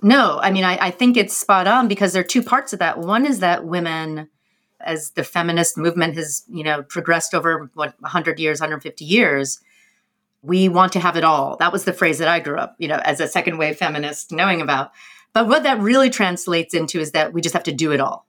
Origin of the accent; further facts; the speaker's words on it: New York, United States; as a New Yorker